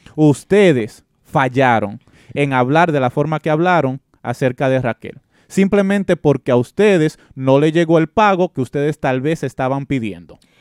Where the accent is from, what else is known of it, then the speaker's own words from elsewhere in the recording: Dominican Republic; Yo soy nacido y criado en la República Dominicana